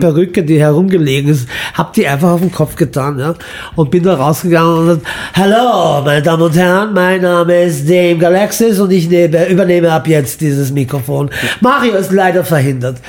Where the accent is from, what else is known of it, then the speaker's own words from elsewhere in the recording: Vienna, Austria; also born or lived in Imotski, Croatia; ich bin ja als Wiener in Wien aufgewachsen